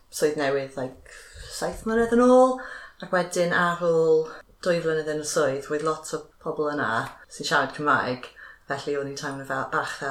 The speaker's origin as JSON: {"language": "Welsh", "town": "Cardiff", "region": "Wales", "country": "United Kingdom", "tie": "born or raised there", "second_language": "Welsh", "said": "ges i fy magu yn Hongwyn Lais, just tu allan Caerdydd um, i'r gogledd"}